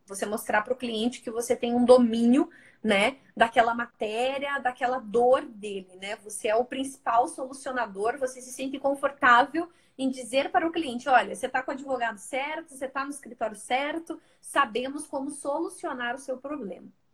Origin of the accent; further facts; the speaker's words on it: Curitiba, Paraná, Brazil; Eu estou em São Paulo também, né? Embora eu sou de Curitiba